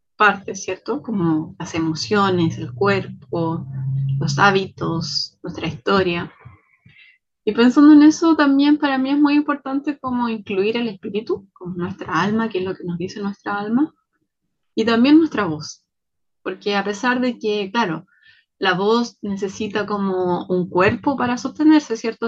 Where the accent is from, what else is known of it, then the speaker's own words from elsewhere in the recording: Chile; soy mujer chilena, latina